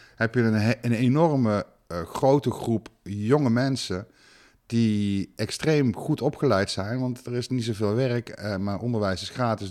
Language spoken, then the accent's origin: Dutch; Netherlands; ik ben Nederlander